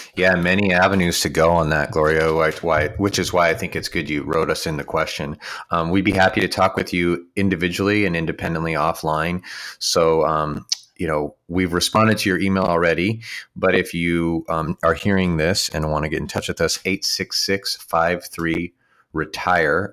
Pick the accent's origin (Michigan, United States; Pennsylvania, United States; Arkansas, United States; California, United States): California, United States; near Santa Clara; near my hometown